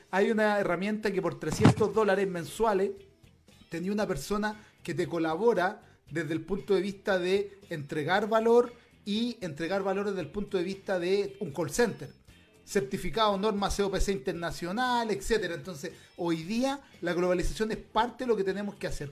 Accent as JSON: {"language": "Spanish", "country": "Chile", "said": "yo ya no me siento chileno, yo me siento latinoamericano"}